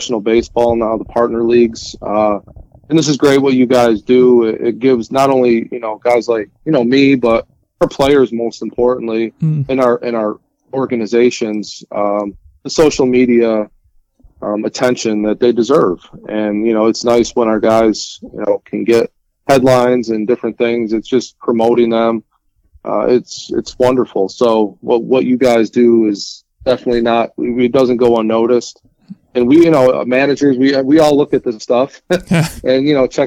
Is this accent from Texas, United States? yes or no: no; Jamestown, New York, United States; also born or lived in New Jersey; I'm from Jamestown, New York.